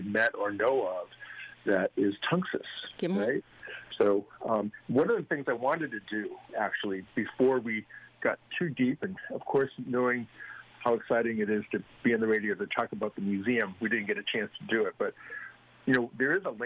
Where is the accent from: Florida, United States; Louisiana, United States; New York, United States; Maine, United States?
Maine, United States; now in Connecticut, United States; I'm from Maine